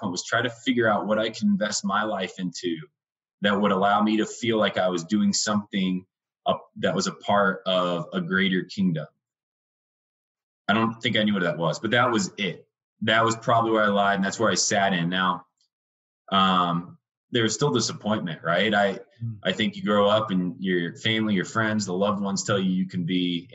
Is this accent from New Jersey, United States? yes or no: no; Indiana, United States; moved away as an adult; now in Denver, United States; I was raised in Indiana. It's a small little Midwestern state, in a small little town.